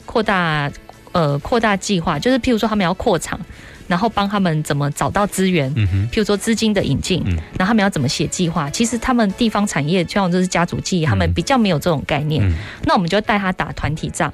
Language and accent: Chinese; Dali and Wufeng, Taichung, Taiwan; born or raised there